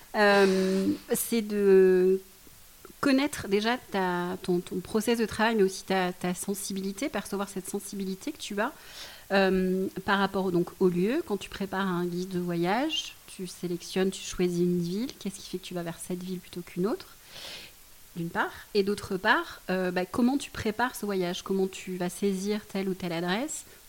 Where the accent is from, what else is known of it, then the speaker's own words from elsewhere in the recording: Bordeaux, Nouvelle-Aquitaine, France; J'habite Bordeaux, enfin, à côté de Bordeaux et, et je suis bordelaise, née à Bordeaux